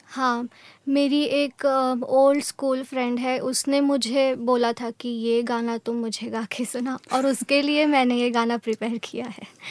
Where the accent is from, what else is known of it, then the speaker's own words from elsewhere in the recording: Vadodara, Gujarat, India; also born or lived in Surat; born मैं सूरत में हुई थी और बड़ोड़ा में मैं बड़ी हुई